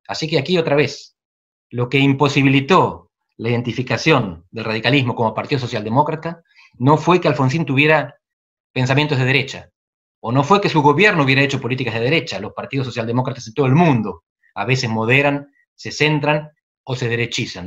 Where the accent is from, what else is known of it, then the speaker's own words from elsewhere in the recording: Barría, centre of Buenos Aires Province, Argentina; moved away as an adult; soy de Barría, en el centro de la provincia de Buenos Aires. En el 86 me, vine a Buenos Aires a estudiar